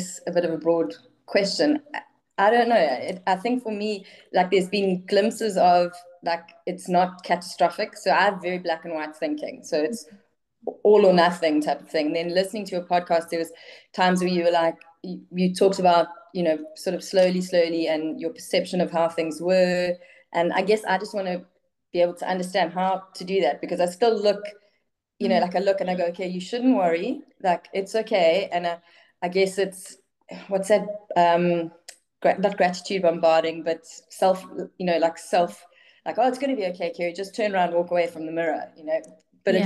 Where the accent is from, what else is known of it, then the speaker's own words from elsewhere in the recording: Durban, KwaZulu-Natal, South Africa; I'm from South Africa, from a place in South Africa called Durban